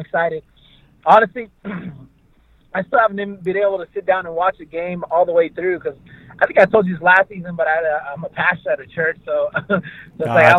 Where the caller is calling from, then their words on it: Fresno, California, United States; from Fresno, Fresno, California.